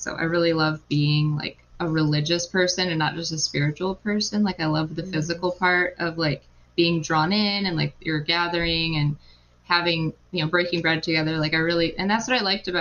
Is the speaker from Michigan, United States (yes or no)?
yes; Ypsilanti, Michigan, United States; also born or lived in Ann Arbor; I was born and raised in Ypsilanti and Ann Arbor the whole time